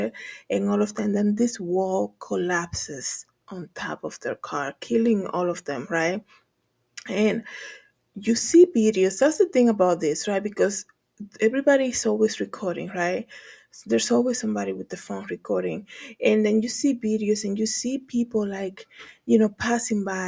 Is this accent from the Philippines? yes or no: no; Dominican Republic; moved away; when I was living there, growing up in the Dominican Republic